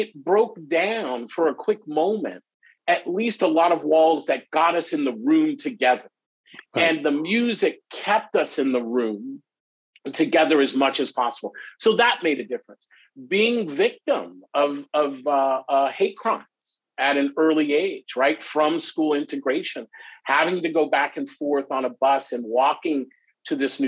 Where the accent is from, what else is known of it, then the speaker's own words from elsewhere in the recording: United States; I grew up in America